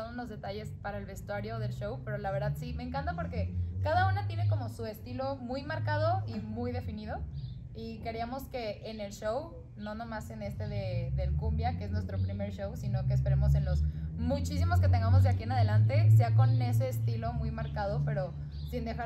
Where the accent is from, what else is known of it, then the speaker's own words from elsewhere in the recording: Ciudad Obregón, Sonora, Mexico; yo crecí en Obregón y, y lo veía en televisión